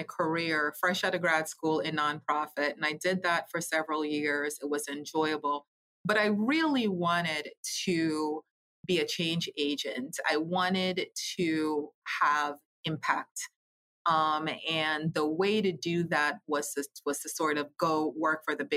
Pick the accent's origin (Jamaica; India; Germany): Jamaica; moved away; I'm originally from Jamaica Island